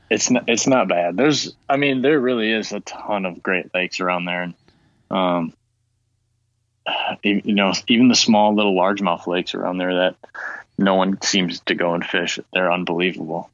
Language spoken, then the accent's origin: English; Lansing, Michigan, United States; moved away as an adult; now in Traverse City, United States; I grew up in Lansing